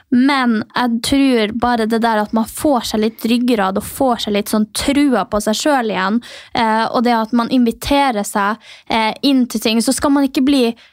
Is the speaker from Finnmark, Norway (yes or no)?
yes; Mehamn, Finnmark, Norway; now in Oslo, Norway; Jeg er jo fra Finnmark